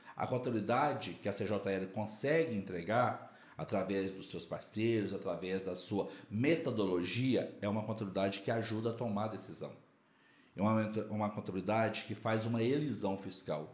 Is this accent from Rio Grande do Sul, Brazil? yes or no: no; Quartel Geral, Minas Gerais, Brazil; moved away as an adult; now in Brasília, Brazil; Eu sou de Quartel Geral, Minas Gerais.